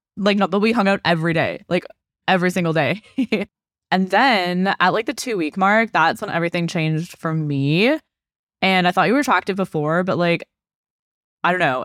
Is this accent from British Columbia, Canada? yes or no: yes; Okanagan, British Columbia, Canada; I was from the Okanagan.